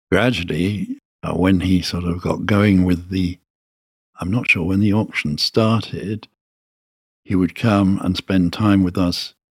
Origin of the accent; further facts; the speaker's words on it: Birmingham, West Midlands, United Kingdom; I'm from Birmingham and I think it's terrific.